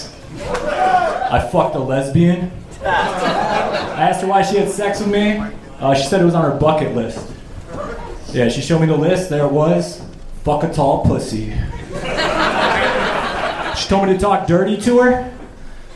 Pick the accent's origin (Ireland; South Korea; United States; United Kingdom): United States; Chicago, Illinois; moved away as an adult; now in Austin, United States